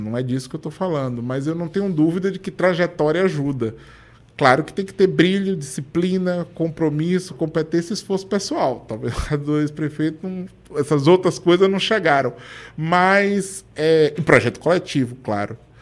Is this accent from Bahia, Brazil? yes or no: yes; Feira de Santana, Bahia, Brazil; Eu sou de Feira de Santana, voto em Feira de Santana.